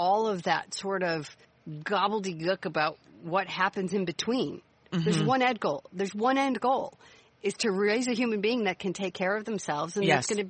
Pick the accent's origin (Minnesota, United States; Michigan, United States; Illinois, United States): Illinois, United States; Chicago; I grew up in Chicago. I took the city bus pretty much my whole life to school.